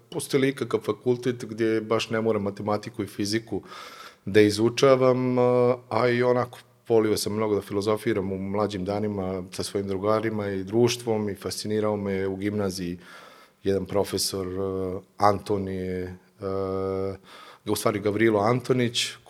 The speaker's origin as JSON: {"language": "Croatian", "town": "Bijeljina", "region": "Republika Srpska", "country": "Bosnia & Herzegovina", "tie": "born or raised there", "also_born_or_lived": "Cyprus / Germany / Vienna, Austria", "moved": "as an adult", "said": "posle završetka fakulteta ovaj, jedva sam dočekao priliku da se ponovo vratim uh, u grad u kome sam odrastao u Bijeljinu. Uh, posle dvije, tri godine, kasnije sam otišao u Beč, gdje sam i magistrirao"}